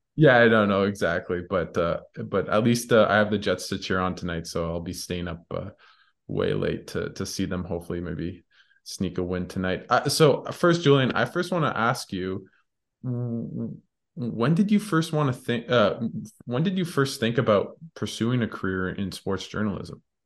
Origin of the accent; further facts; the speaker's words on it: Ottawa, Ontario, Canada; I grew up in, I'm from Ottawa, born, raised, but my dad's from Winnipeg